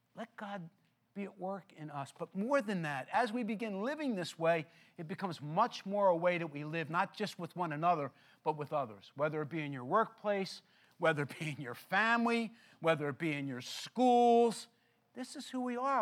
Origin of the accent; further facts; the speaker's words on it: Philadelphia, Pennsylvania, United States; I grew up in Philadelphia